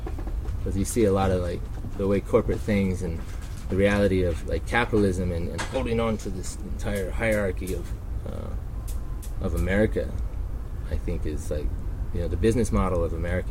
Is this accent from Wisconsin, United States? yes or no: no; Reno, Nevada, United States; Growing up in Reno and hustling, you know, I was gambling by the time I was 15